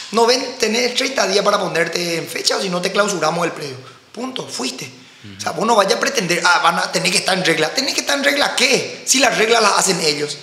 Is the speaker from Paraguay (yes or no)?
yes; Paraguay; also born or lived in United States; como paraguayo